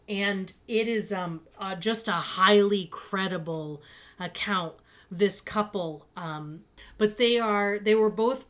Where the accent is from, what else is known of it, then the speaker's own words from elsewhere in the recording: Fall River, Massachusetts, United States; we lived in that area. I grew up in Fall River.